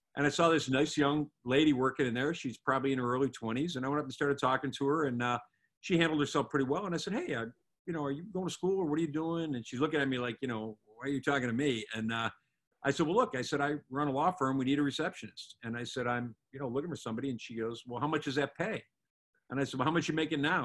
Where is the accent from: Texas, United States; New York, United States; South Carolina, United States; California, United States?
New York, United States; Buffalo; also born or lived in Atlanta, Georgia / Orlando, Florida; now in Southwest Florida, United States; I'm from Buffalo, New York originally